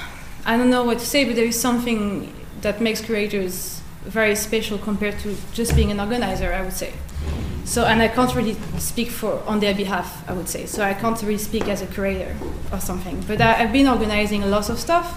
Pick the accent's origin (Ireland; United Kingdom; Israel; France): France; moved away as an adult; now in Norway; I was born in France. I'm French Algerian, and I've been living in Norway for 5 years and a half